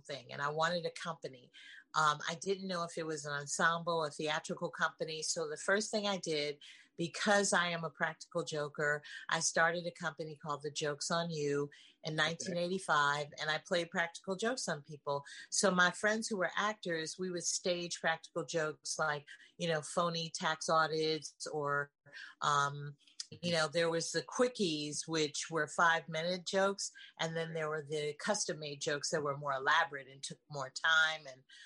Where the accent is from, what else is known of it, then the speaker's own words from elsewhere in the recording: San Francisco, California, United States; moved away as an adult; I'm originally from San Francisco, California, and I moved here 37 years ago.